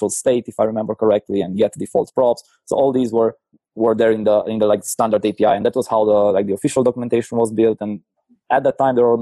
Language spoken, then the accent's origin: English; Cluj-Napoca, Cluj County, Romania; I'm from Cluj, Romania